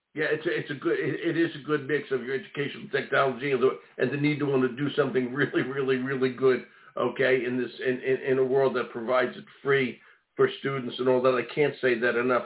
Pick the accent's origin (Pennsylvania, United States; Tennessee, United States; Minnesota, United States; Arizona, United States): Pennsylvania, United States; Philadelphia; accent: Philly; that's my Philly accent.